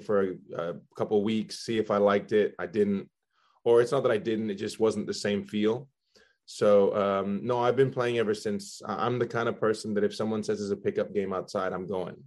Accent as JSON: {"language": "English", "country": "Belgium", "tie": "born or raised there", "also_born_or_lived": "Spain", "moved": "yes", "lives_now": "United States", "said": "I was born in Spain. Uh, my dad's from Spain. My mom's from the U.S. And uh, we we grew up. I grew up in Belgium"}